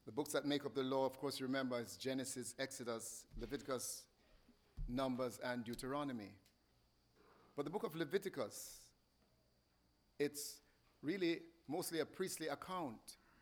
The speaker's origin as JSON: {"language": "English", "country": "Jamaica", "said": "I'm from Jamaica"}